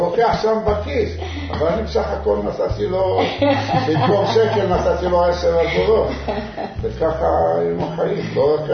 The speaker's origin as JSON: {"language": "Hebrew", "town": "Fez", "region": "Fès-Meknès", "country": "Morocco", "tie": "born or raised there", "second_language": "Hebrew", "moved": "yes", "lives_now": "Ashdod, Israel", "said": "וגדלנו בגיל 6-7, ההורים שלי עברו לפס, איסוף הוא זה עיר קטנה"}